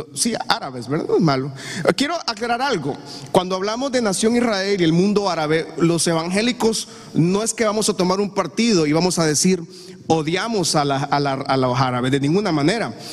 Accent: Honduras; Yo amo Honduras. Yo bendigo esta patria porque esta es mi tierra

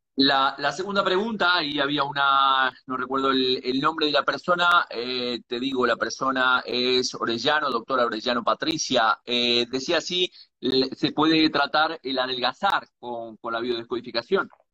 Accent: Uruguay; now in Galicia, Spain; soy nacido en Uruguay, pero vivo en Galicia

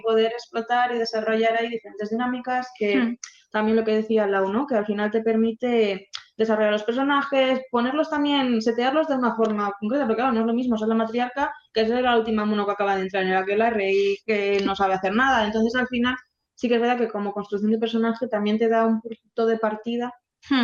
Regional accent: Basque Country, Spain; born or raised there

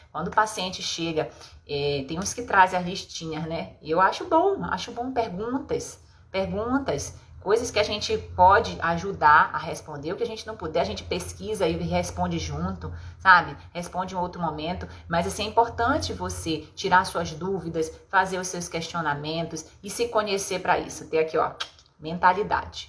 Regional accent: Pará, Brazil; a gente é paraense

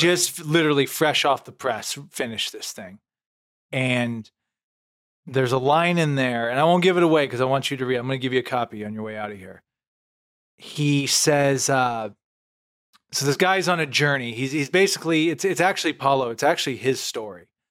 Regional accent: Canton, Illinois, United States; moved away; when I was back home, you know, Lewiston, Illinois, twenty minutes from my hometown, Canton.

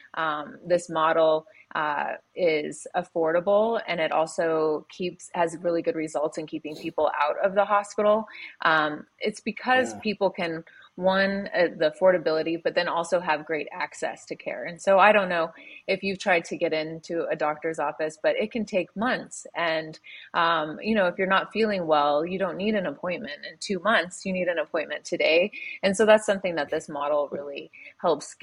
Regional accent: Denver, Colorado, United States; moved away as an adult; also born or lived in Virginia / Sydney, Australia / Montana; now in Eagle, Idaho, United States; I'm from, I grew up in Denver, Colorado

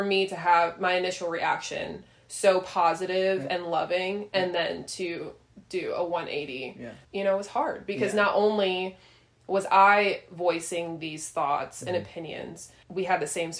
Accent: northern suburbs of Chicago, Illinois, United States; moved away; also born or lived in Tennessee; I'm from the North Illinois suburbs of Chicago. So I didn't grow up in the church

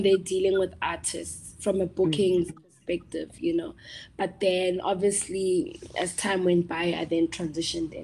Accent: Tembisa, Gauteng, South Africa; I'm from Tembisa

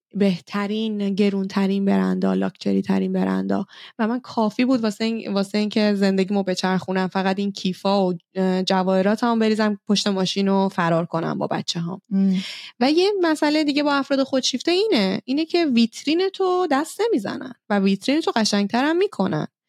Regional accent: Iran; now in Norway; ما ایرانی هستیم

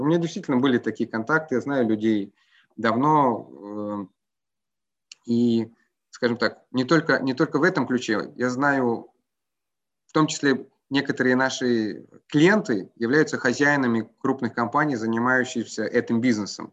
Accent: Croatia; я родом из Хорватии

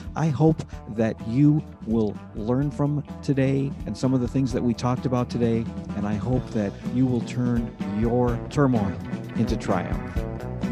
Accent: Rochester, New York, United States; I'm originally from New York City, but I grew up in Rochester, New York

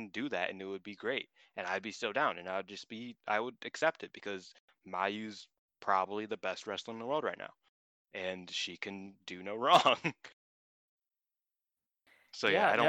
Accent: United States; I'm from America

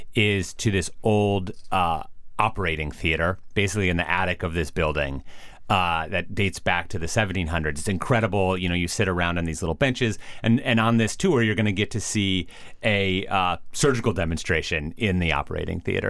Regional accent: Minneapolis, Minnesota, United States; I, I grew up in Minneapolis

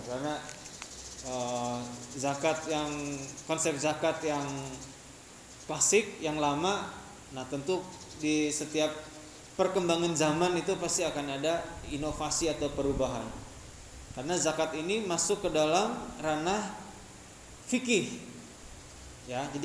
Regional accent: Tasikmalaya, West Java, Indonesia; moved away as an adult; also born or lived in Yogyakarta; kemudian ketika keluar daerah saya dari Tasikmalaya kemudian ke Jogja semenjak

